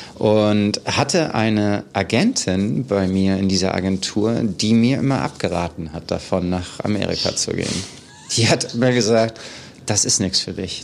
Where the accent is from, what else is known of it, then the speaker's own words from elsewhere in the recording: Hanover, Lower Saxony, Germany; moved away as an adult; now in New York, United States; Ich komme aus Hannover, aus Niedersachsen. Ähm, ich bin 1977 äh, geboren in Hannover und war dann an der Grundschule in einem total behüteten Haus aufgewachsen